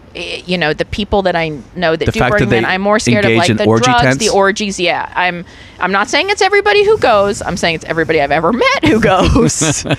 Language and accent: English; New York, United States; I'm from New York. Are you kidding me? It's like half the people of New York.